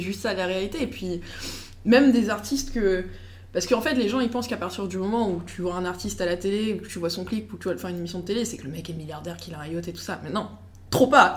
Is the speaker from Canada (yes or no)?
no; United States; je suis américaine